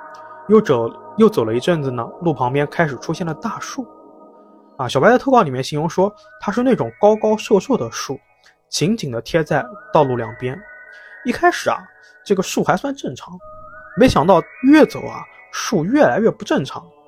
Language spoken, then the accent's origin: Chinese; Jiangsu, China; 特别像咱们江苏